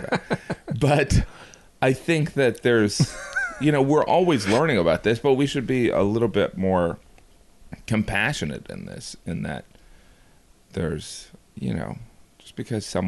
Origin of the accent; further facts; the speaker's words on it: Indiana, United States; growing up in Indiana, I worked in a grocery store